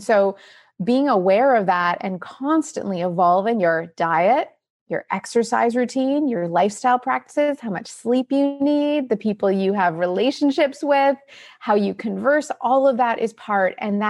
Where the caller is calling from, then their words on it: Toronto, Ontario, Canada; I'm joining you from Toronto, Canada.